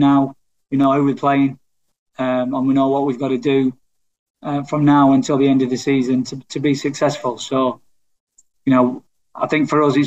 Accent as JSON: {"language": "English", "region": "England", "country": "United Kingdom", "said": "as an Englishman"}